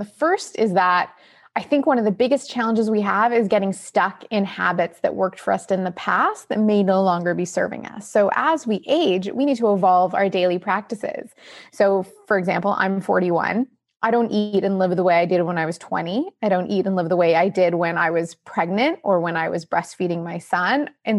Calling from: Toronto, Ontario, Canada; I'm joining you from Toronto, Canada.

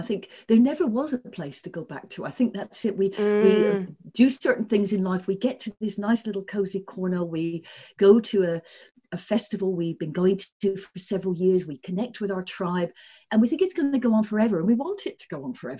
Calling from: Sydney, New South Wales, Australia; I'm calling in from Sydney, Australia.

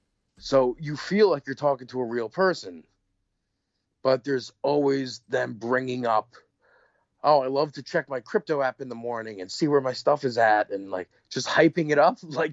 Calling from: New York, United States; from New York.

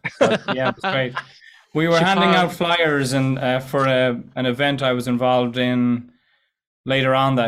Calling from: west of Ireland, Ireland; Yes, indeed. I am in the west of Ireland, Begara, and all that good stuff.

